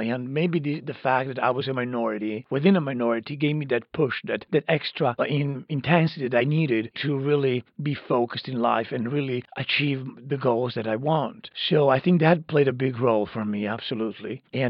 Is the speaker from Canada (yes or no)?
no; Italy; also born or lived in Croatia; I grew up in Italy, but I was born in Croatia and on the border.